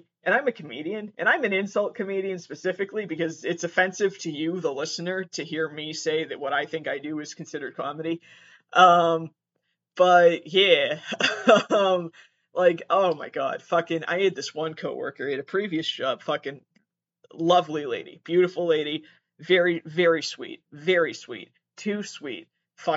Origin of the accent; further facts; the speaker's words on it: Massachusetts, United States; I was born and raised in Massachusetts, and I am there right now, currently